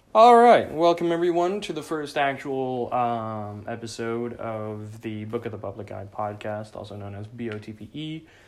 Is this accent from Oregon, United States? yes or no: yes; Southern Oregon, United States; I grew up in Southern Oregon